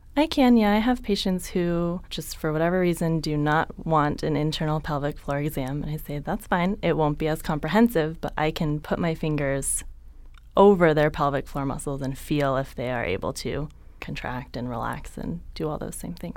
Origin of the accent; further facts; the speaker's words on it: San Jose, California, United States; moved away as an adult; also born or lived in San Diego; I grew up in San Jose, Northern California